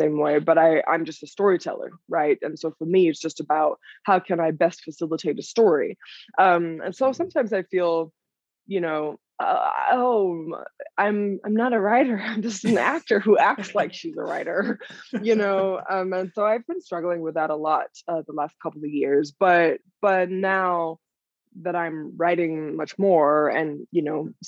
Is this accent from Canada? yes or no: no; Denmark; moved away as an adult; also born or lived in New York; I'm from Denmark originally, and I moved to New York when I was 18 to pursue a career in dance